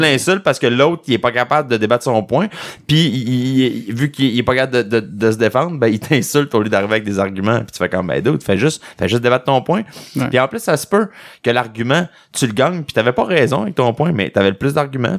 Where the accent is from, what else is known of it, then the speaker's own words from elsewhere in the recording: Quebec, Canada; accent: québécois; j'ai un accent québécois